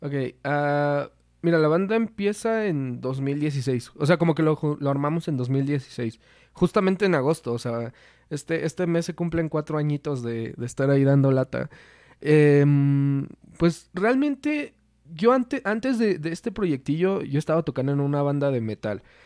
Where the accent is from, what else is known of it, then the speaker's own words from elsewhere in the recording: Toluca, State of Mexico, Mexico; somos de, aquí de Toluca